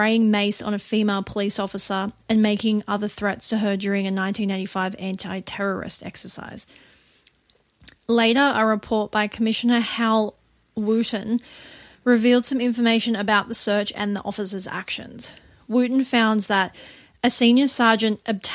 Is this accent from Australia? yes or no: yes; Australia; we are an Australian partnership in this podcast